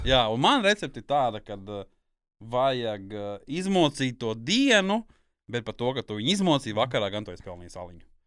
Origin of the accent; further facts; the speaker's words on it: Kurzeme, Latvia; es esmu kurzemnieks